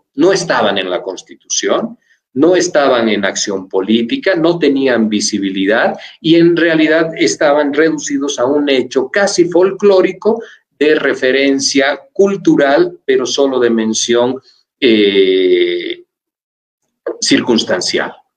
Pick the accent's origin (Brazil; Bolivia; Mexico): Bolivia; somos bolivianos nacidos acá